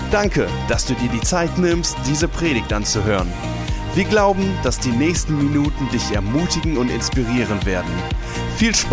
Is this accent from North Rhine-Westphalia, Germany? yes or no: yes; Düsseldorf, North Rhine-Westphalia, Germany; ich bin in Düsseldorf geboren, aufgewachsen, war hier in Gemeinden unterwegs